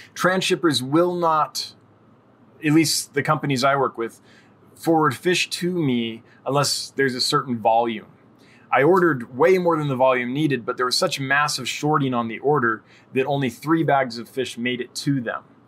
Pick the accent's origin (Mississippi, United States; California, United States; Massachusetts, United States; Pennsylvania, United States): California, United States; I'm from California